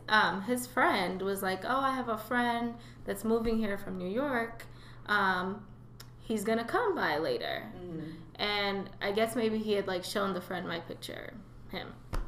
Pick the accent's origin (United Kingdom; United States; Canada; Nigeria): Nigeria; So I think I am Nigerian.